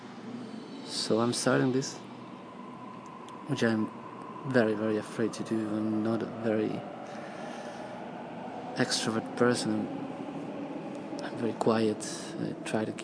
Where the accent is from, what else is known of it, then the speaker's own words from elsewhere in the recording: Argentina; moved away as an adult; now in Sydney, Australia; I am from Argentina, but I've been living the last year in Sydney.